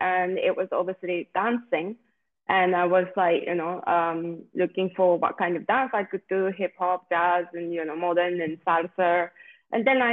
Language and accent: English; Japan; moved away as an adult; now in Spain; And yes, also I'm from Japan, originally from Japan.